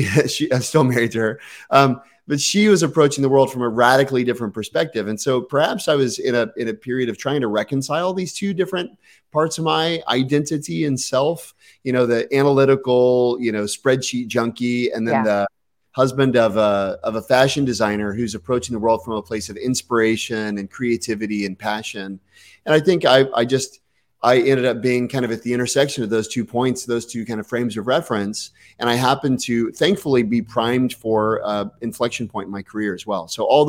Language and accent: English; Texas, United States; Or remember, I came from Texas. Okay. There's like Tex-Mex and barbecue and fast food.